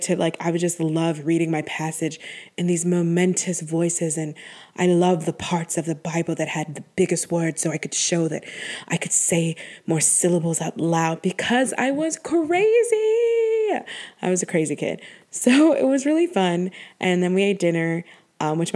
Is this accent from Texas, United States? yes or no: no; Buffalo, New York, United States; I grew up in Buffalo, New York